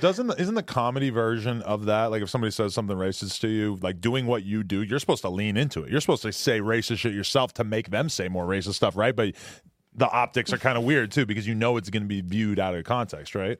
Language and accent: English; Boston, Massachusetts, United States; moved away; I'm from Boston